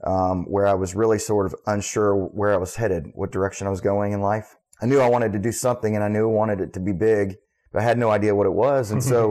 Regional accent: Charleston, South Carolina, United States; So I was raised here in Charleston. My father was an Air Force veteran, and so we did bounce around a little bit.

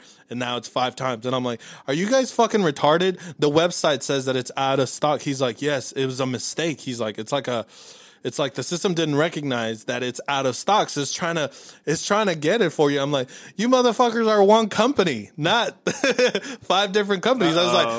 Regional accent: Los Angeles, California, United States; born or raised there; now in Dallas, United States

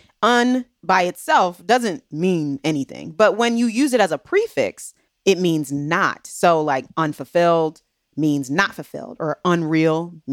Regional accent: Maryland, United States; I'm from Maryland. And so they call the D.C., Maryland, and Virginia area the DMV.

